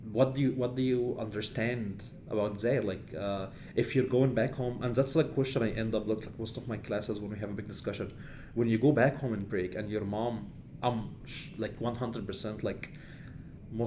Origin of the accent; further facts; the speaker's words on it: Egypt; moved away as an adult; I come from Egypt, so like we have long history